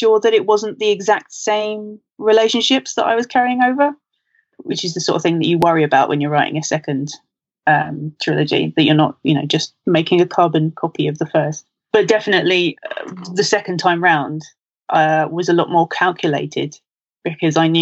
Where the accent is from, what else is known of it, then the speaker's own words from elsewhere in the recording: London, United Kingdom; I'm from London